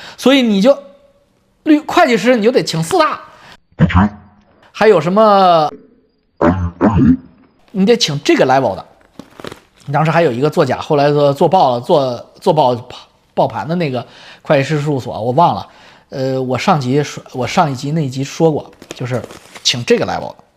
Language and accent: Chinese; China; 我们中国人